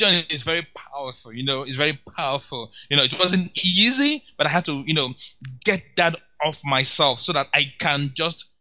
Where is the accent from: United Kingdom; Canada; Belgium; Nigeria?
Nigeria; As a Nigerian